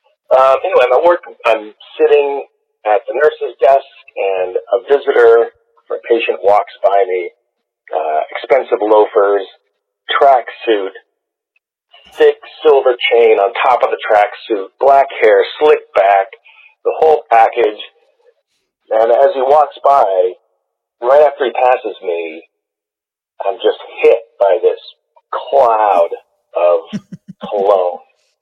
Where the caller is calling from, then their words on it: South Orange, New Jersey, United States; Woo. I'm calling from South Orange. Not the Tesla part, the Nissan Leaf part down the hill.